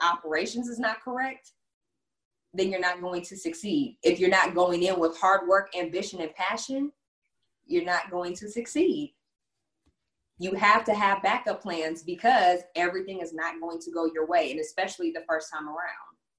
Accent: Texas, United States; also born or lived in Houston; I'm from Texas

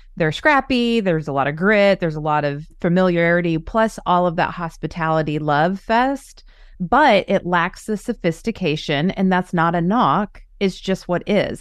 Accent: Orange County, California, United States; moved away; I grew up in Orange County

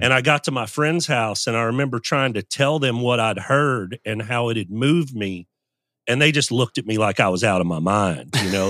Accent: Louisville, Kentucky, United States; also born or lived in Moline, Illinois; we moved to Louisville when I was seven. I was born in Moline, Illinois

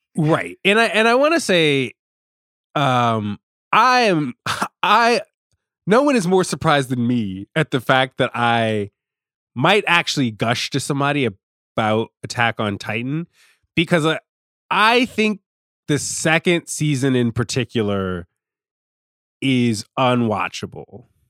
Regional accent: Richmond, Virginia, United States; I'm from Richmond, I'm from Virginia

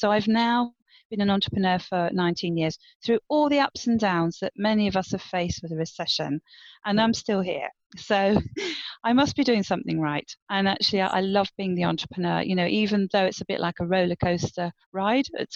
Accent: Guernsey; moved away as an adult; also born or lived in United Kingdom / Caribbean; I'm from Guernsey, Channel Islands

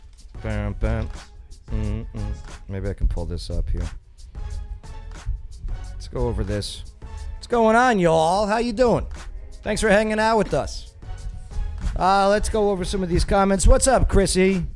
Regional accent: New York, United States; I grew up in New York

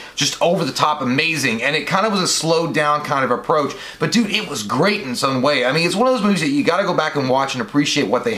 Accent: Kentucky, United States; we're from Kentucky

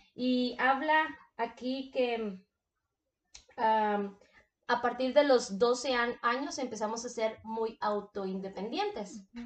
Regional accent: Mexico; yo soy de México. Mis papás son de México

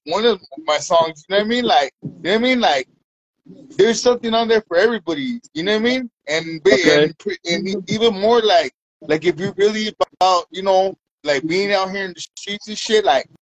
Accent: Redlands, California, United States; now in Highland, United States; I'm from Redlands, California, right here in the IE, in an empire.

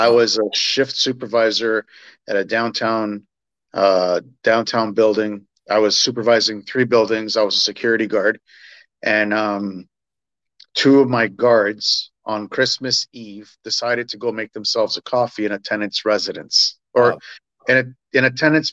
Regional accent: Toronto, Ontario, Canada; moved away as an adult; I was born and raised in Toronto

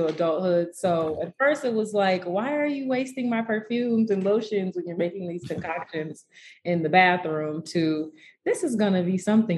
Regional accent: Detroit, Michigan, United States; also born or lived in Chicago, Illinois; I was born in Chicago, Illinois, but I was actually raised here in Detroit, Michigan, where I am currently

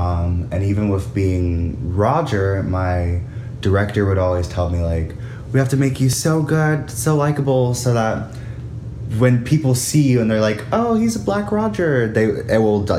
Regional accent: Georgia, United States; born there; Okay, so I was born in Georgia. Was part of a military family, so we moved around a lot.

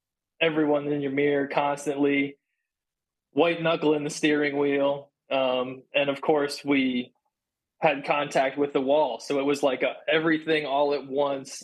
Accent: Pennsylvania, United States; I'm from Pennsylvania

